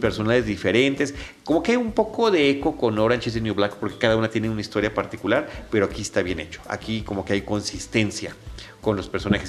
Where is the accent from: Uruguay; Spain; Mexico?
Mexico; uno como mexicano, mexica